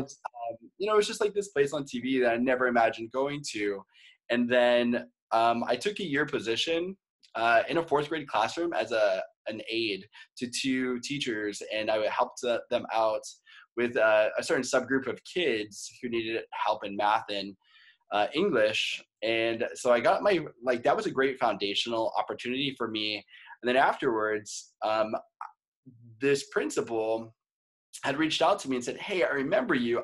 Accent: Maine, United States; moved away as an adult; now in Los Angeles, United States; I'm originally from Maine

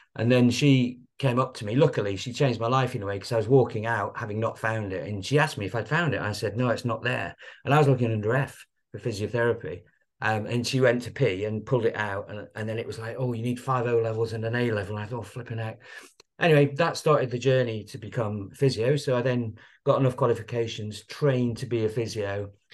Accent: Blackpool, North West England, United Kingdom; I was brought up in Blackpool

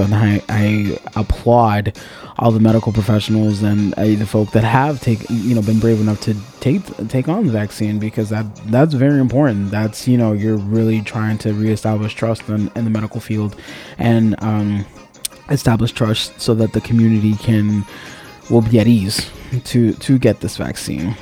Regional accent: Miami, Florida, United States; I was born and raised in Miami-Dade County

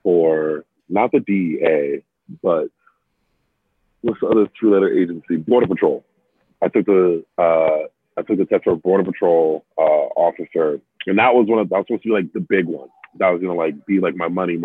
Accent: New York City, New York, United States; also born or lived in Albany, New York; I was raised in Bed-Stuy

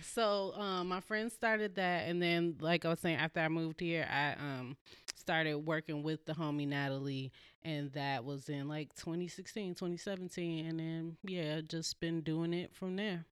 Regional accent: Chicago, Illinois, United States; also born or lived in California; now in Portland, United States; I'm originally from Chicago, Southside

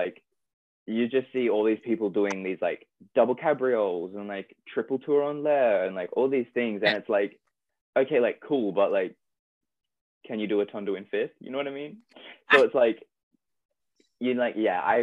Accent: Australia; moved away; I'm Australian

